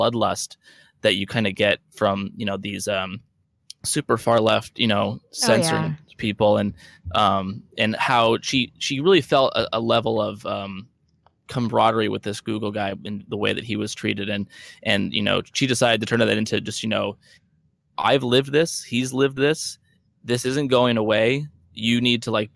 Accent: Stanwood, Washington, United States; I grew up in Stanwood for most of my life

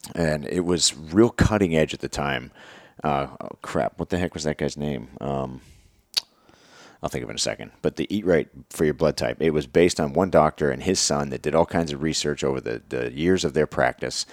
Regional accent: Pennsylvania, United States; moved away; also born or lived in Virginia; I'm from Pennsylvania, and I've been living in Virginia for a long time at that point

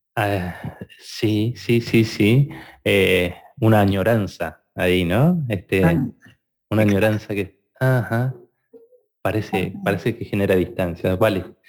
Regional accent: Argentina; soy argentino

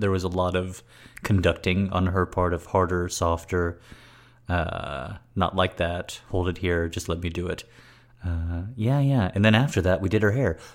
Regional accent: United States; I immediately come off as American

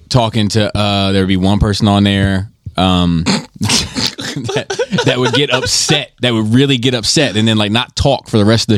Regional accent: Baltimore, Maryland, United States; I'm from Baltimore

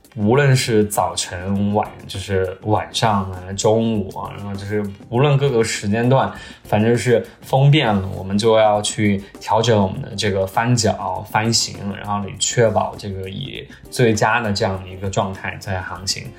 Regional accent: China; 然后我作为中国人，对吧？

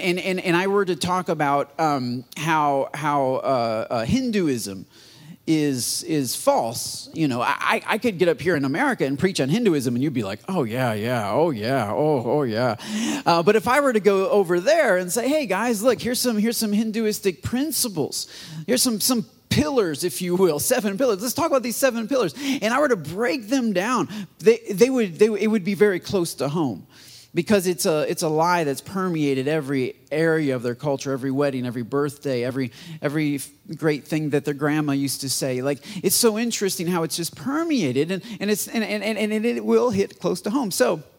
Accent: United States; for me as an American pastor

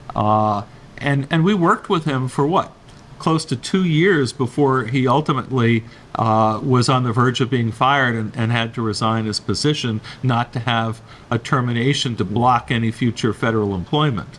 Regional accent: New York, United States; moved away; I'm from New York

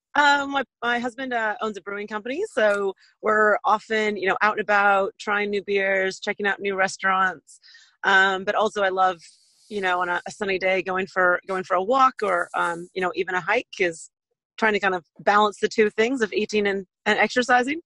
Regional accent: west coast of the States, United States; accent: American; moved away as an adult; now in Auckland, New Zealand; I'm uh, American born, originally from west coast of the states

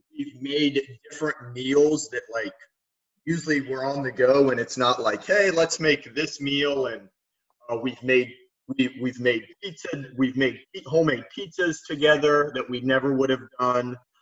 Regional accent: Lima, Ohio, United States; also born or lived in Westerville, Ohio / New York City; I'm from Lima, Ohio, which is like northwest Ohio

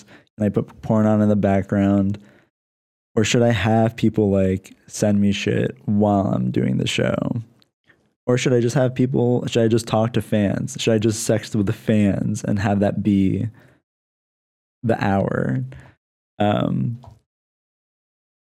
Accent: Lancaster, Pennsylvania, United States; now in San Diego, United States; I live in San Diego, but I'm from Lancaster, Pennsylvania.

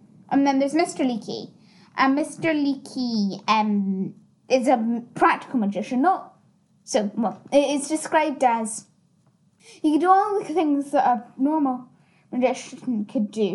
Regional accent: Scotland, United Kingdom; I am Scottish. I'm Scottish.

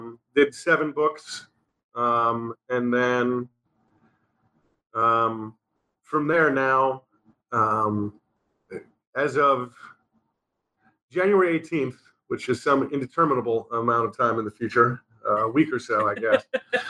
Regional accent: New York, United States; accent: New York; For those who do not know, I'm from New York. My accent is gone now, but when me and him start talking, it comes back real quick.

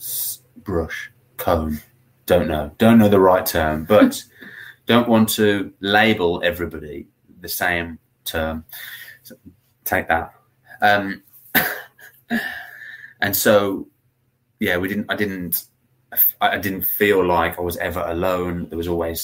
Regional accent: Birmingham, West Midlands, United Kingdom; I'm from Birmingham

